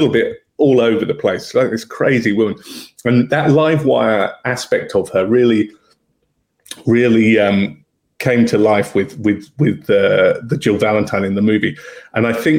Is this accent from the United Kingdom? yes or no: yes; England, United Kingdom; I'm English